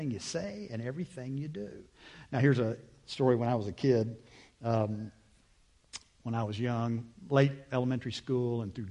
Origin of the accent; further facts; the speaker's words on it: United States; I'm an American